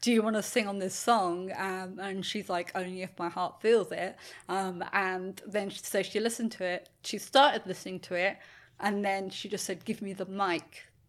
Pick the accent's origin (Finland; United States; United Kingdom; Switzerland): United Kingdom; England; now in Australia; being English in Australia